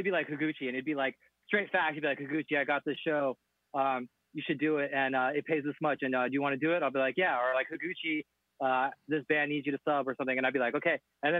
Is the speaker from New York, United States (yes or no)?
no; San Jose, California, United States; I'm from San Jose, California